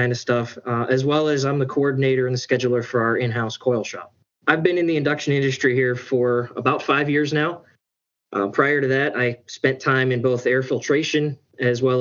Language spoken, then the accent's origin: English; Mars, Pennsylvania, United States; I grew up in Western Pennsylvania, just north of Pittsburgh.